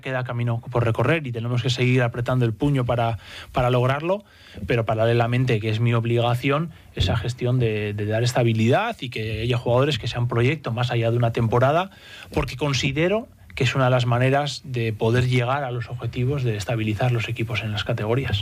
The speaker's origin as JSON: {"language": "Spanish", "town": "San Sebastián", "region": "Basque Country", "country": "Spain", "also_born_or_lived": "Cantabria", "moved": "as an adult", "lives_now": "Santander, Spain", "said": "Vengo de San Sebastián"}